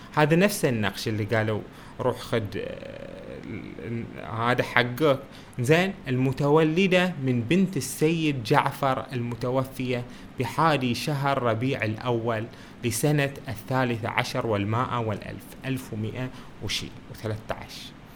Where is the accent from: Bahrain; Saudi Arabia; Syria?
Bahrain; بلادنا البحرين